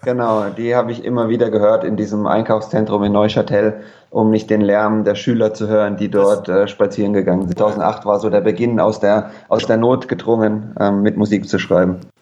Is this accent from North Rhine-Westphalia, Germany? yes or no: no; Frankfurt, Hesse, Germany; moved away as an adult; also born or lived in Munich / England; das habe ich gemacht beim Höchster Kreisblatt, die ist die Zeitung bei uns in Frankfurt, im, im Westen von Frankfurt